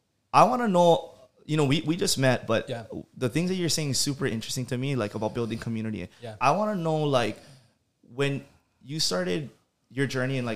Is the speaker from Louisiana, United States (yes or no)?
no; Kapahi, Hawaii, United States; I grew up in Kapahi.